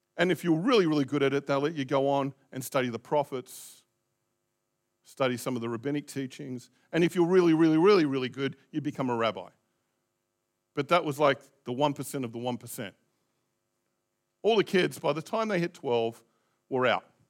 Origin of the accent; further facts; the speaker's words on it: Australia; also born or lived in Christchurch, New Zealand; now in New Zealand; I was born there